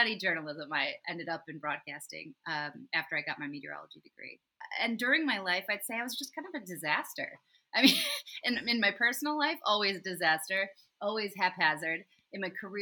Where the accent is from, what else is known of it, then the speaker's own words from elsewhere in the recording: West Michigan, United States; also born or lived in California; I was born in California, but I grew up in West Michigan